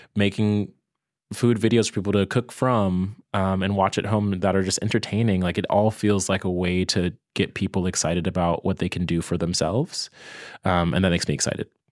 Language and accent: English; Virginia, United States; moved away as an adult; also born or lived in New York; now in Brooklyn, United States; I'm from Virginia